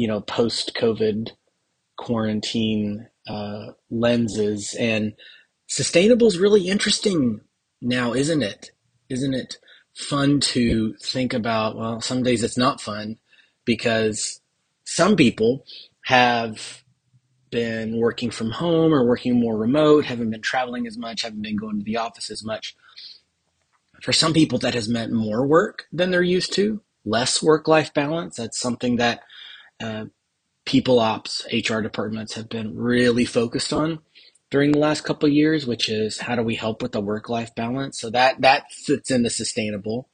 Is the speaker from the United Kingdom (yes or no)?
no; Texas, United States; I am the Texan